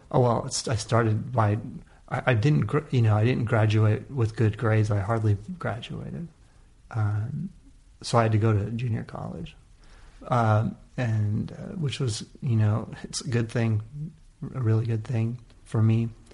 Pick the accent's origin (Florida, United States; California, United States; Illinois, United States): California, United States; also born or lived in Oakland; California in general, uh, and in that area particularly, is just the amount of diversity. We're just lucky to have it as a kid